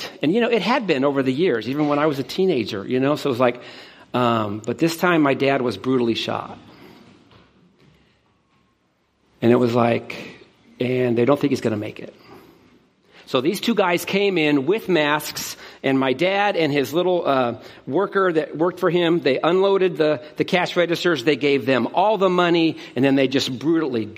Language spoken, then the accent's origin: English; Stockton, California, United States; moved away as an adult; also born or lived in Dana Point, California; now in Arizona, United States; I'm from Stockton, California, born and raised